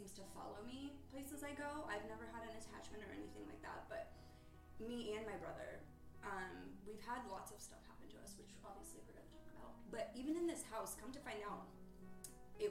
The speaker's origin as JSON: {"language": "English", "region": "Massachusetts", "country": "United States", "moved": "yes", "said": "I'm from Massachusetts."}